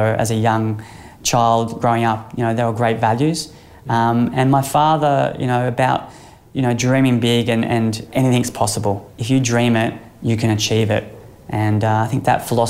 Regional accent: Sunshine Coast, Queensland, Australia; growing up on the Sunshine Coast, I played a lot of sport

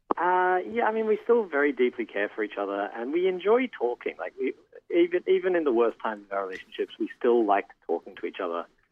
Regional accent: Australia; now in Toronto, Canada; I'm an Australian calling from Toronto.

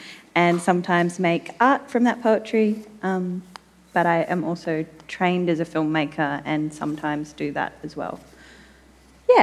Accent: Central South New South Wales, Australia; now in Sydney, Australia; I'm a Wiradjuri person from Central South New South Wales, or now known as New South Wales, with responsibilities to the Murrumbidgee River, but I live now on beautiful Gadigal country just down the road.

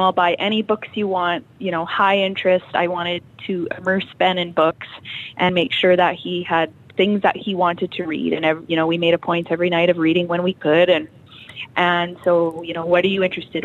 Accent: Cabri, Saskatchewan, Canada; also born or lived in Kindersley / Abbey; So I actually grew up in Cabri. This is my hometown.

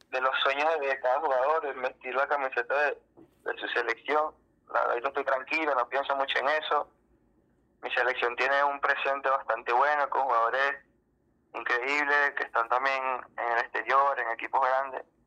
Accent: Venezuela; moved away as an adult; now in Peru; era un jugador de nombre en mi país

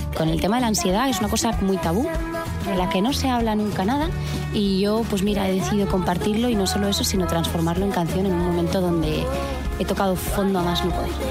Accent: Madrid, Community of Madrid, Spain; also born or lived in London; Nací en Londres, he vivido toda mi vida en Madrid

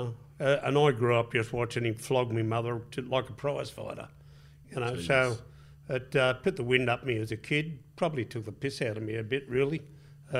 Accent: Sydney, New South Wales, Australia; I was born in Eastwood, actually, in a private hospital there. I mean, I was born there

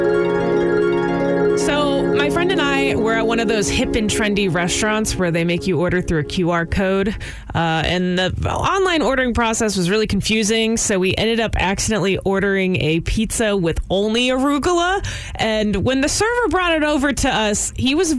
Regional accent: Houston, Texas, United States; I'm from Houston

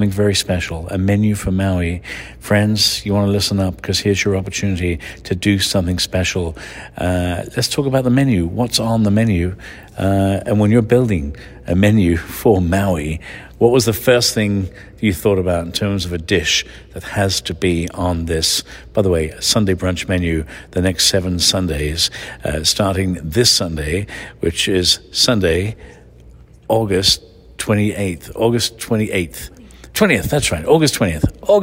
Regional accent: England, United Kingdom; moved away; I grew up in England with spam

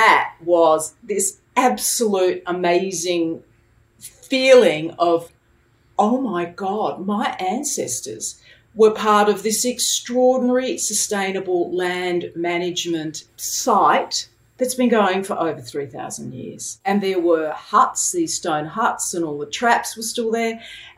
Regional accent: Adelaide, South Australia, Australia; now in Sydney, Australia; I was born in Adelaide, and I was adopted there at the age of 3 months.

